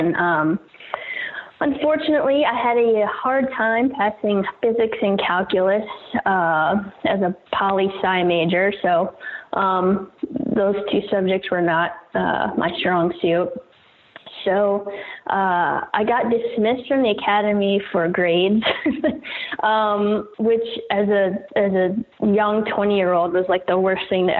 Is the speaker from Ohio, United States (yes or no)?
no; Virginia, United States; I'm born and raised in Virginia, in the country, and, an area of Virginia that's pretty, rich in our nation's history, military history.